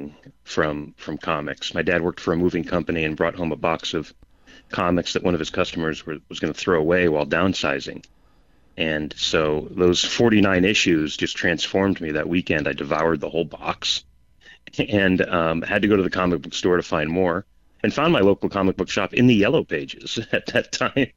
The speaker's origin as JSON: {"language": "English", "town": "Peoria", "region": "Arizona", "country": "United States", "tie": "born or raised there", "also_born_or_lived": "California", "said": "So I grew up in Peoria, which is near Phoenix, and moved to California for college and career"}